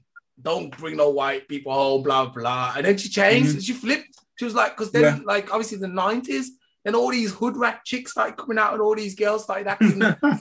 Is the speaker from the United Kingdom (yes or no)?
yes; England, United Kingdom; Like, I was raised in England as well. Yeah. Around a lot of like European people, Caucasians.